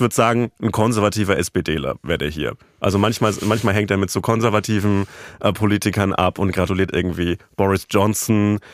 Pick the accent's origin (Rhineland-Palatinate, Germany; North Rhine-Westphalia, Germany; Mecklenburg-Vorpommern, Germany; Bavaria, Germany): Bavaria, Germany; aus meiner Heimat, dem, dem Süden dieser Republik, aus Bayern